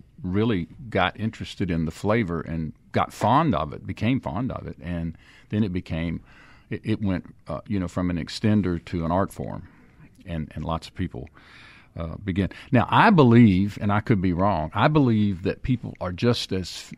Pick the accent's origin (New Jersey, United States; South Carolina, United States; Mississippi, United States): Mississippi, United States; Stone County; we grew up in Stone County together